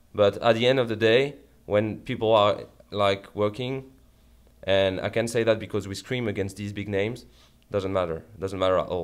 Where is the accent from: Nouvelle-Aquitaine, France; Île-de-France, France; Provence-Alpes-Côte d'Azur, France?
Île-de-France, France; Paris; English is a second language; moved away; I come from France